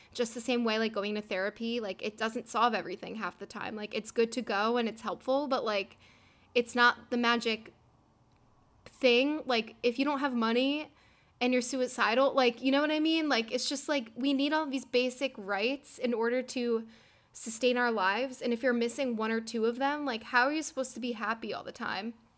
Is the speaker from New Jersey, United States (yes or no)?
yes; New Jersey, United States; we're all from New Jersey